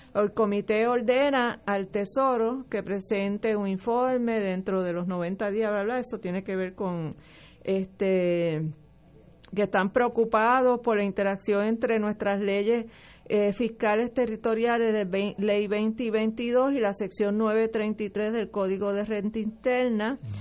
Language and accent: Spanish; Puerto Rico; tenemos una nación puertorriqueña